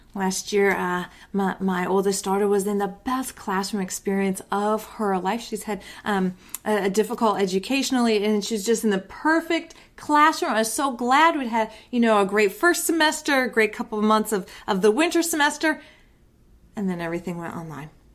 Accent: United States; I'm an American

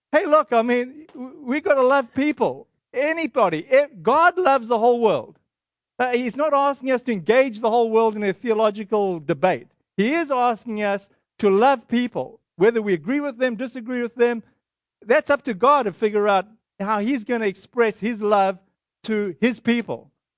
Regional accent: Boston, Massachusetts, United States

